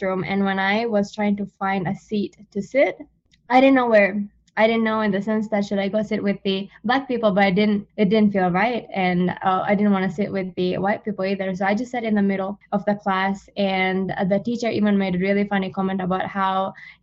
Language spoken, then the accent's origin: English; Maldives; English is a second language; moved away as an adult; now in Oklahoma, United States; I come from the Maldives